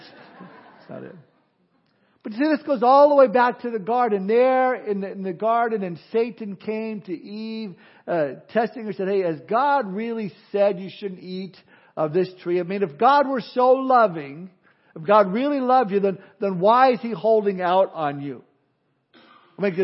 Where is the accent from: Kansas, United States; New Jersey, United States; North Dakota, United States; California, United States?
California, United States; I'm from California